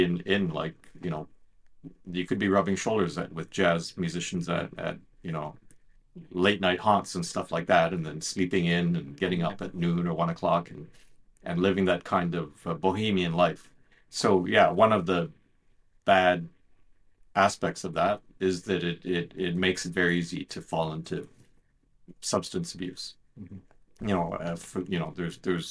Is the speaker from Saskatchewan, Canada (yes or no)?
no; Ottawa, Ontario, Canada; I've been a full-time journalist for 33 years here at the Ottawa Citizen, my hometown newspaper